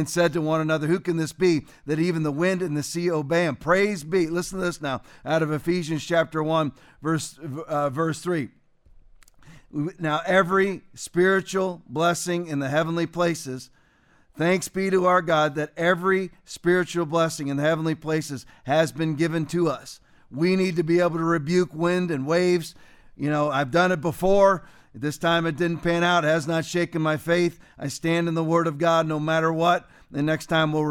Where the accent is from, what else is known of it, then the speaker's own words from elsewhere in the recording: Englewood, Florida, United States; Inglewood, Florida, which is basically my hometown, it's where I went to school, went to high school, went to middle school